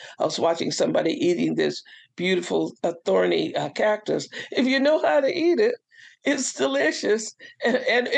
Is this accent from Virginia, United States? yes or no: no; California, United States; now in Southern Maryland, United States; I'm from California